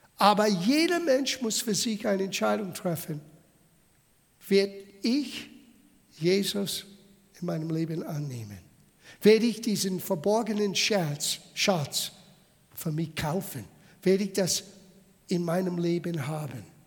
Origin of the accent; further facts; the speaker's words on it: United States; German is a second language; now in Bavaria, Germany; Ich habe italienische Abstimmung. Ich bin in Amerika geboren. Ich lebe seit 40 Jahren in Bayern.